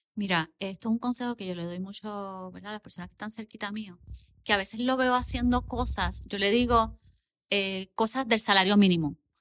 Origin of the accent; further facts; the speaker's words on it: Puerto Rico; also born or lived in Miami, Florida; yo soy puertorriqueña